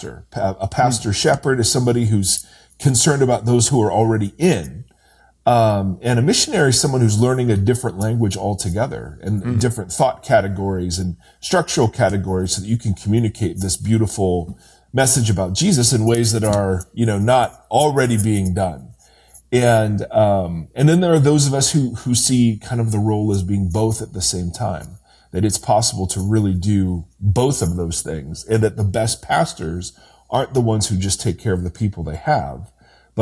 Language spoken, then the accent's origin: English; Ohio, United States; moved away as an adult; also born or lived in California; now in Brentwood, United States; I'm an Ohio kid. So I grew up in Ohio, Midwest